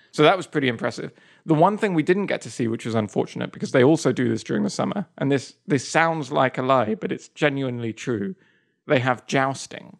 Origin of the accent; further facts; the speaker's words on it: England, United Kingdom; moved away as an adult; also born or lived in Spain / Japan / Kyoto, Japan; now in United States; I still think of myself as, as pretty English